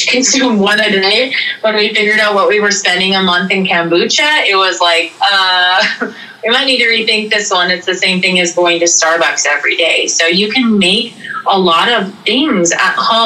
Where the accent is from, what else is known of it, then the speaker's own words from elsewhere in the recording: North Dakota, United States; now in South Dakota, United States; I live in a very remote area of South Dakota, and when we lived in North Dakota growing up